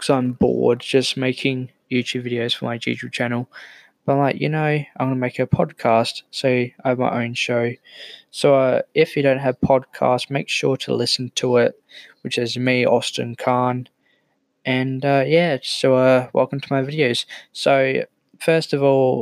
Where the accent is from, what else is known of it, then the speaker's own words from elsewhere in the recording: South Australia, Australia; I'm from South Australia